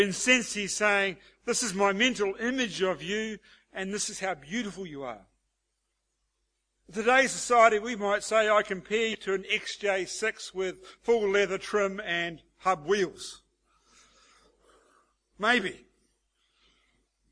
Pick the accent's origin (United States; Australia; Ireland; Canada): Australia; as Aussie blokes